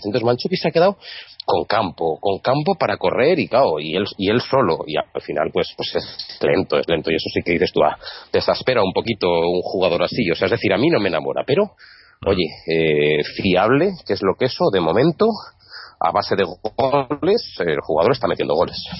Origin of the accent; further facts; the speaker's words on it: Zaragoza, Aragon, Spain; yo soy de Zaragoza